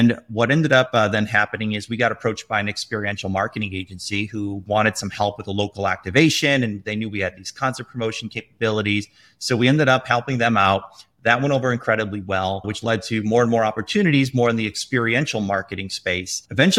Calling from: Chicago, Illinois, United States; I am from cloudy Chicago right now.

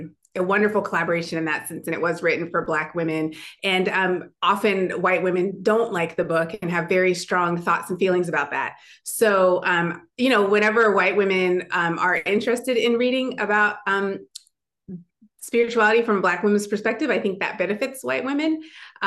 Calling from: Minneapolis, Minnesota, United States

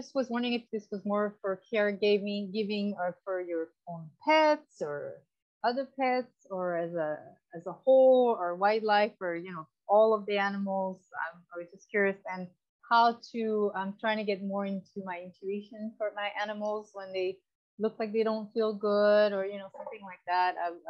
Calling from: Orlando, Florida, United States; also born or lived in Hawaii / France; So I'm in Orlando, Florida. I was in Hawaii before that. And then before that, I was in France.

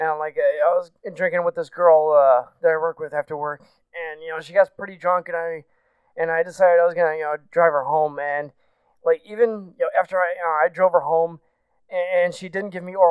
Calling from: Bloomington, Indiana, United States; I'm from Bloomington, Indiana.

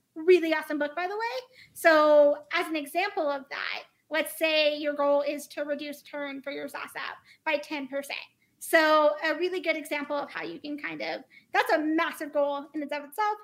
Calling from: Denver, Colorado, United States; I am calling from Denver, Colorado

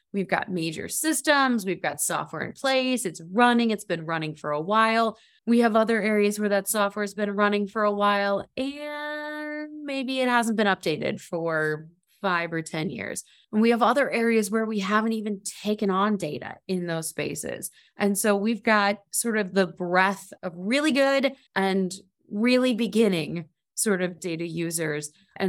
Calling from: Cleveland, Ohio, United States; So I am here from Cleveland, Ohio, and I am the Director of Urban Analytics and Innovation at the City of Cleveland.

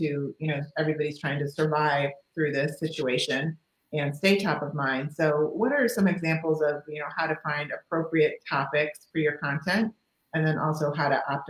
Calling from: Celebration, Florida, United States; because I'm coming from Celebration, Florida, and you are in Canada.

